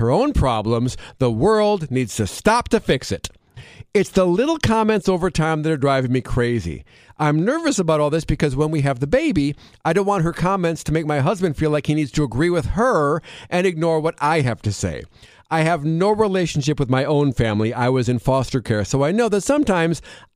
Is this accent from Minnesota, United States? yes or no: no; Wisconsin, United States; Growing up in Wisconsin